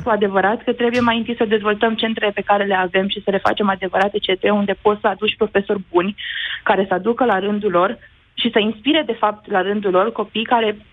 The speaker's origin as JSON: {"language": "Romanian", "town": "Craiova", "region": "Dolj", "country": "Romania", "said": "eu sunt din Craiova"}